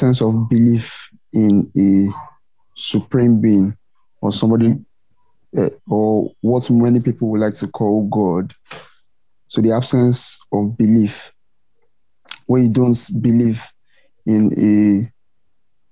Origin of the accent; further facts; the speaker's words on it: Anambra, Nigeria; I'm a Nigerian